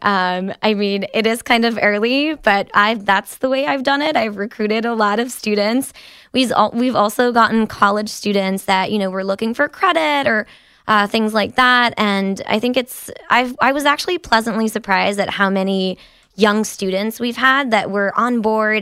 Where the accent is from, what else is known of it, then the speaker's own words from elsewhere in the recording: France; now in United States; I was born and raised in France